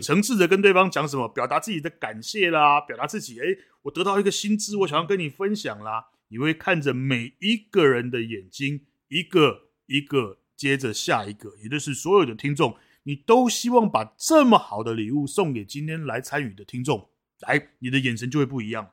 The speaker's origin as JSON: {"language": "Chinese", "region": "Taipei", "country": "Taiwan", "tie": "born or raised there", "said": "因为我从小在台北长大"}